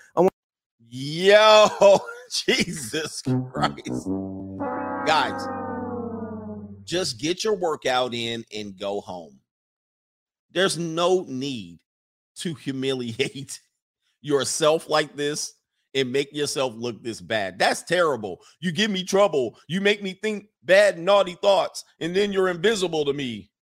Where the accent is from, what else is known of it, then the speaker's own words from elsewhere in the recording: United States; We come over from America